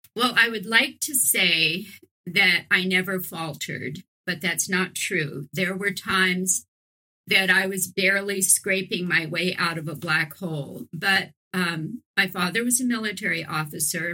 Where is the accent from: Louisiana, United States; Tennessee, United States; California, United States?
Louisiana, United States; New Orleans; moved away as an adult; also born or lived in San Francisco Bay Area; when I was living in New Orleans, which is my hometown